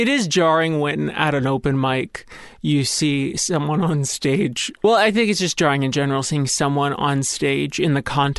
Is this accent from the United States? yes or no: yes; Los Angeles, California, United States; I'm an LA native.